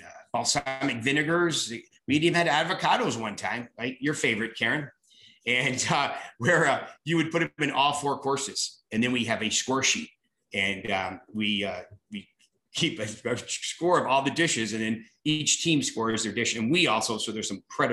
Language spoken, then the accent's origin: English; near Lake Placid, New York, United States; now in Wisconsin, United States; I was from New York, almost like Lake Placid